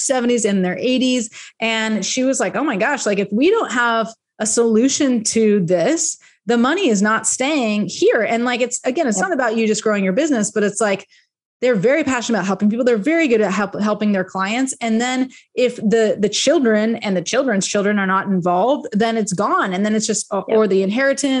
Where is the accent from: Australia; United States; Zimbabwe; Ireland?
United States; we're American